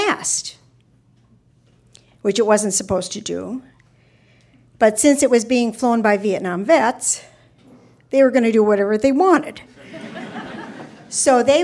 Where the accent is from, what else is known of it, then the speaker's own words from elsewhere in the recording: Minnesota, United States; I'm from Minnesota